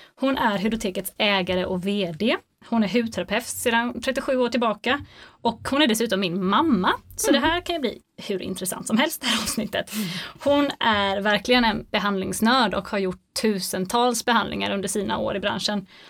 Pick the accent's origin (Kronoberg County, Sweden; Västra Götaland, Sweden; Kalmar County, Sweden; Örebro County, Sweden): Västra Götaland, Sweden; Gothenburg; now in Jönköping, Sweden; jag är född göteborgare